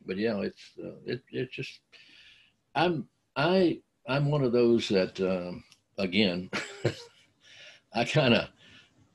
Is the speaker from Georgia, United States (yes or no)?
yes; North Georgia, United States; where I was growing up in the North Georgia mountain